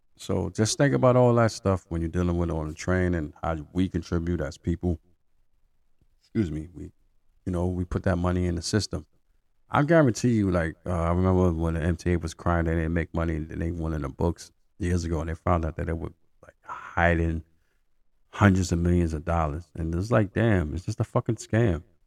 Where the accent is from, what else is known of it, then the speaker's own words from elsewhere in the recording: New York City, New York, United States; I'm a New Yorker. I've been here basically all my life